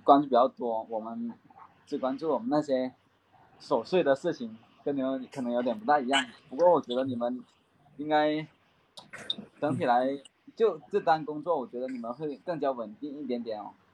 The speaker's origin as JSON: {"language": "Chinese", "town": "Maoming", "region": "Guangdong", "country": "China", "tie": "born or raised there", "moved": "yes", "lives_now": "Guangzhou, China", "said": "我是来自广东，广州这边，在广州，广州这边工作，老家是茂名这边的"}